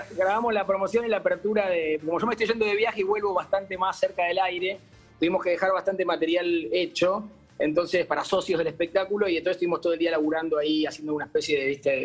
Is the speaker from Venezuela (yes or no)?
no; Uruguay; now in Buenos Aires, Argentina; yo soy un uruguayo medio no arrepentido jamás